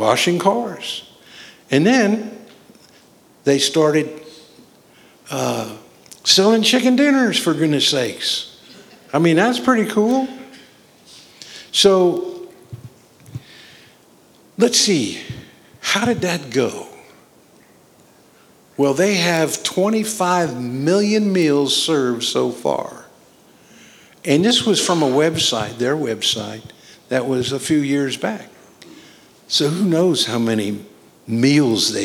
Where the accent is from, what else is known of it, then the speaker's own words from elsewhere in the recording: Boone, North Carolina, United States; Boone, North Carolina area.